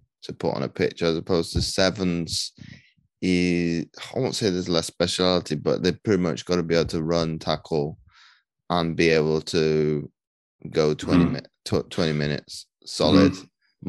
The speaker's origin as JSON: {"language": "English", "country": "United Kingdom", "said": "you and I being British"}